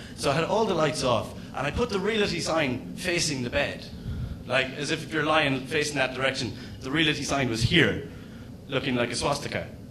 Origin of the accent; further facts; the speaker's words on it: Ireland; as an Irishman